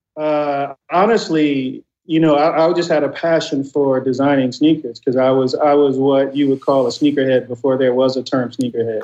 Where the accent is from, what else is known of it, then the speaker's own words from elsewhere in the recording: Inglewood, California, United States; growing up in Inglewood in the '80s